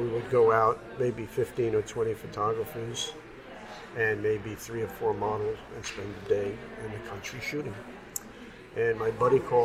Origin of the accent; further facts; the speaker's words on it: New York, United States; I'm a New Yorker